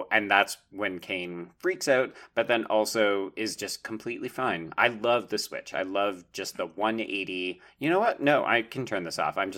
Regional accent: Calgary, Alberta, Canada; I grew up in Calgary

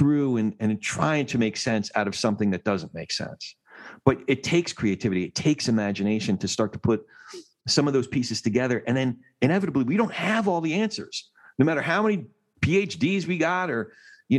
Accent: New Jersey, United States; I'm from Jersey

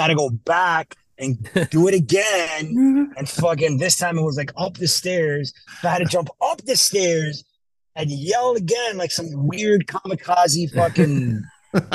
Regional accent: Miami, Florida, United States; I'm from Miami

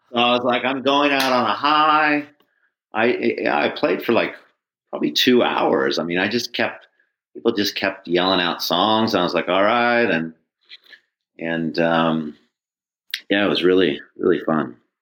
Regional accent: Northern California, United States; growing up in Northern California

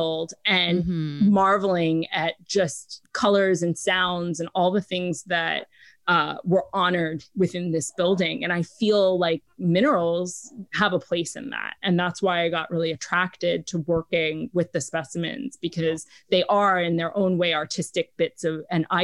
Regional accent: New York City, New York, United States; now in Los Angeles, United States; grew up in New York City

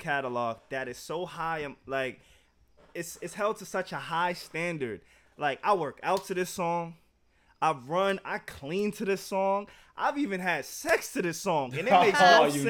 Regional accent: New York, United States; We are from New York

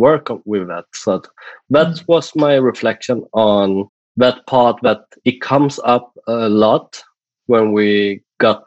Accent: Sweden; accent: Swedish; first language Swedish; English is a second language; my native language, that is Swedish

